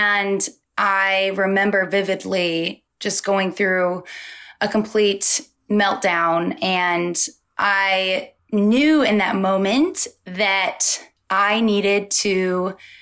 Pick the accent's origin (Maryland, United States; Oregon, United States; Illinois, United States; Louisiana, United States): Oregon, United States; Molalla; I'm from Portland, Oregon, but I'm actually from a small town about 40 minutes south of Portland. It's called Molalla. It's a really small country town. And I grew up in the boonies outside of Molalla